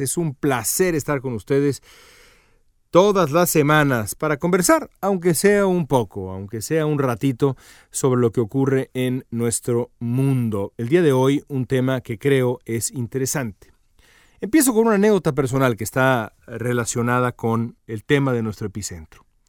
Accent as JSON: {"language": "Spanish", "country": "Mexico", "said": "Yo como mexicano"}